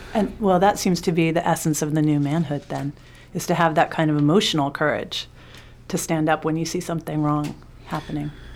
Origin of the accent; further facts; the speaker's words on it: New York City, New York, United States; I grew up in New York City in the seventies and the eighties